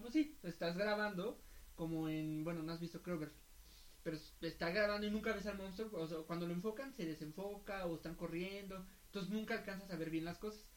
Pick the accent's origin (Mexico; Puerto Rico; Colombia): Mexico; somos mexicanos